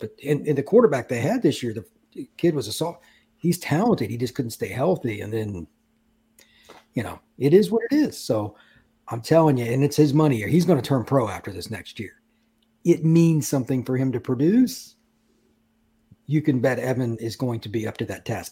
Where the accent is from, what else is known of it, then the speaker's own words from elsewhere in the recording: Indiana, United States; I grew up in Indiana